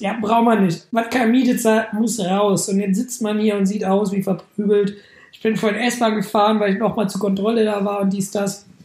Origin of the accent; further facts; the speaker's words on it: Germany; als Deutscher